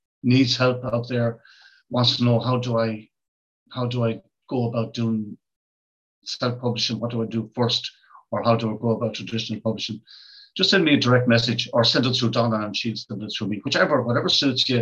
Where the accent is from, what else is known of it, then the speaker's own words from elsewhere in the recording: Ireland; I'm from Ireland